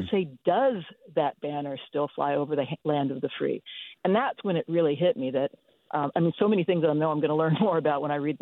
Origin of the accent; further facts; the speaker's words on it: Berkeley, California, United States; I grew up in Berkeley